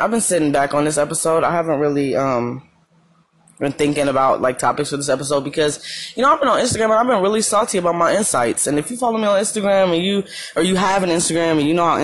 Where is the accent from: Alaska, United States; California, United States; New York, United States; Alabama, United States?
California, United States; Madera; moved away as an adult; now in Arizona, United States; people in my hometown